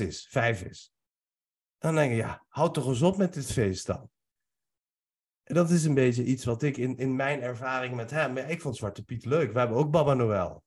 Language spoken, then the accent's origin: Dutch; Nieuwegein, Utrecht, Netherlands; born or raised there; also born or lived in Iran